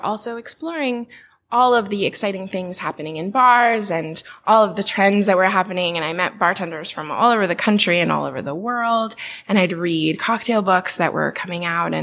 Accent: Portland, Oregon, United States; I'm from Portland, Oregon

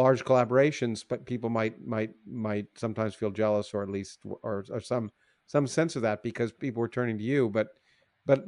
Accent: Canada; I grew up in Canada

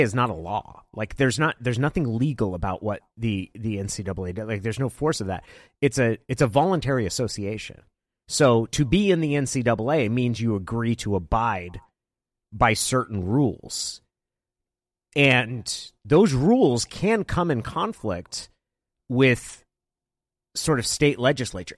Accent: Klamath Falls, Oregon, United States; moved away; I grew up in Klamath Falls, which is about three hours down Highway ninety-seven

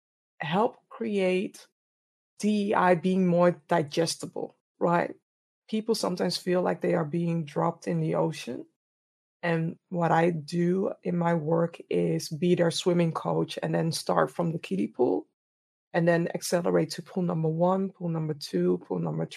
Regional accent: Amsterdam, North Holland, Netherlands; born and raised in Amsterdam, the Netherlands

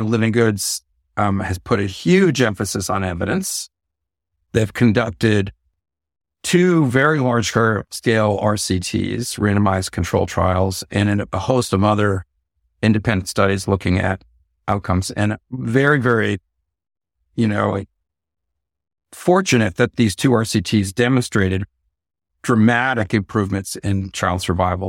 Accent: Bay Area, California, United States; I'm from the Bay Area

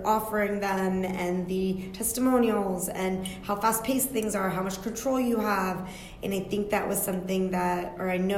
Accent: Yorktown, Virginia, United States; I was born and raised in Yorktown, Virginia

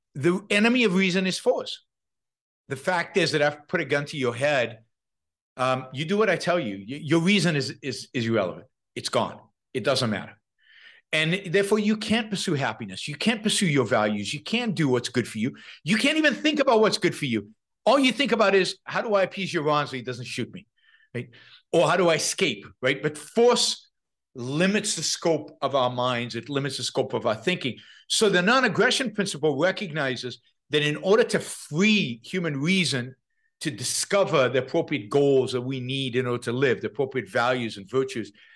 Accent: Israel; moved away; I, I come from Israel, tiny little country. It has a draft.

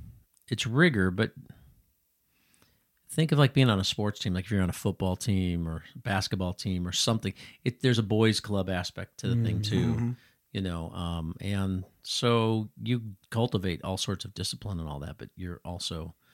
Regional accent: Chicago, Illinois, United States; I grew up in Chicago. I grew up going to church. I called myself a theological mutt. I went to a Lutheran grammar school for 8 years.

